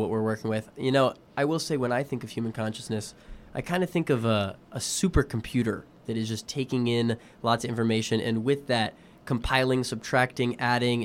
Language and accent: English; Houston, Texas, United States; moved away; I myself am from Houston, Texas